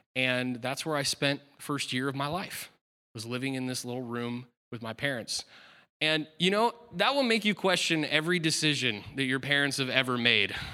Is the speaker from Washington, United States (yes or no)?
yes; Aberdeen, Washington, United States; moved away; I was born in Aberdeen, Washington